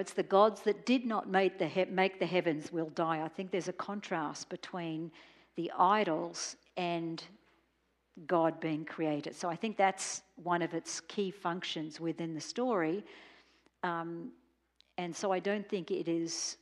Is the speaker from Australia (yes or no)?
yes; Australia; I was growing up in Australia